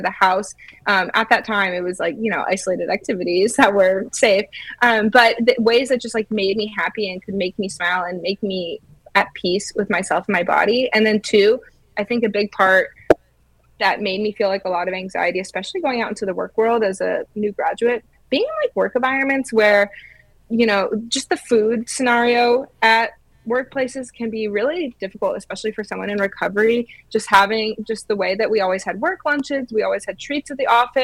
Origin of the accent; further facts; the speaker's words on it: Georgia, United States; moved away as an adult; also born or lived in Illinois / Florida; I'm from Georgia